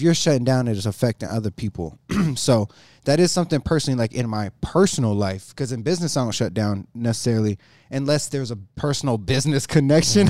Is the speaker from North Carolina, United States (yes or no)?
yes; Jacksonville, North Carolina, United States; moved away as an adult; also born or lived in Greenville, North Carolina; now in Colorado, United States; that's where I was raised, Jacksonville